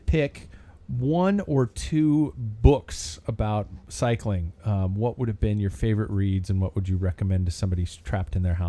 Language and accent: English; United States; as an American